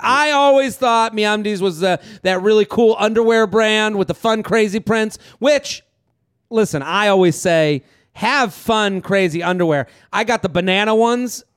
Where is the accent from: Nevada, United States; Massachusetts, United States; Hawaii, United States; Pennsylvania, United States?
Massachusetts, United States; Needham; moved away; also born or lived in Oxford, Mississippi; I'm from Needham, Massachusetts. I come to Oxford, Mississippi, the middle of nowhere